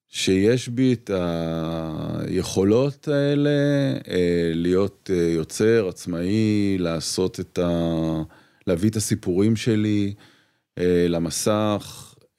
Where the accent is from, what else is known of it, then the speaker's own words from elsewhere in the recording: Petah Tikva, Central District, Israel; moved away as an adult; also born or lived in Tel Aviv; גדלתי בפתח תקווה, uh, שיכון כזה, רכבת